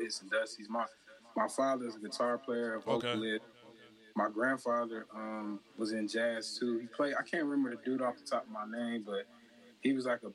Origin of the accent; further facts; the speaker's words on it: Chicago, Illinois, United States; moved away as an adult; also born or lived in the South (US); I'm really from like the suburbs of Chicago